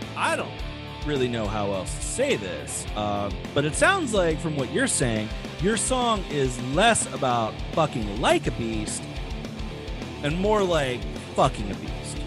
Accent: Virginia Beach, Virginia, United States; moved away; I grew up in the Virginia Beach area

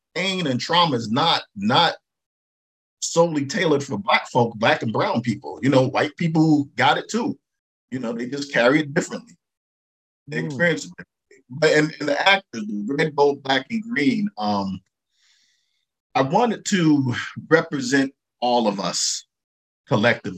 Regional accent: New York City, New York, United States; I grew up in Brooklyn

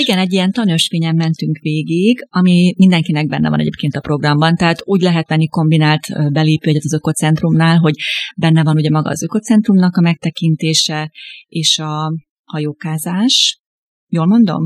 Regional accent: Debrecen, Hajdú-Bihar, Hungary; ugye én debreceni származású vagyok

